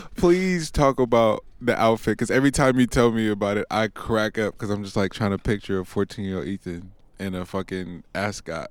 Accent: Richmond, Virginia, United States; I'm black and from Richmond

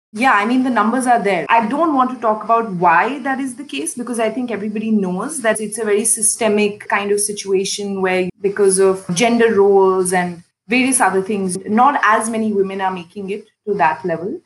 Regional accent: India; moved away as an adult; now in Indonesia; growing up in India

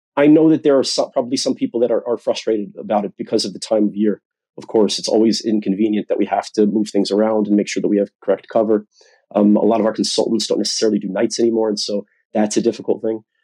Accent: United States; now in United Kingdom; you could tell from my accent, I'm from the United States

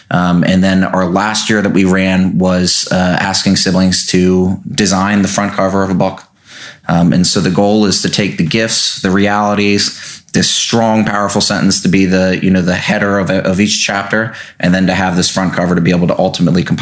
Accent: Davidsonville, Maryland, United States; also born or lived in Annapolis; born and raised in Davidsonville, but I've always had an Annapolis presence. Uh, graduated from Annapolis Area Christian School

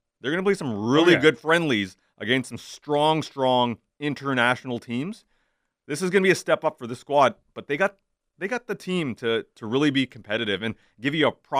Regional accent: Canada; De Bruyne scares the living hell out of me as a Canadian soccer fan.

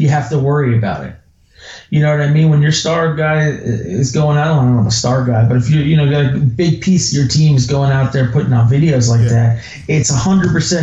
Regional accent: Miami, Florida, United States; I am from Miami, Florida, so I am a Miami Dolphin fan

